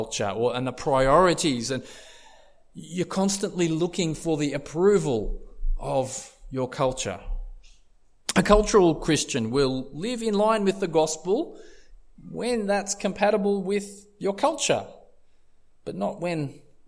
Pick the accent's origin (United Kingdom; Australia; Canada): Australia; I've been raised as an Aussie bloke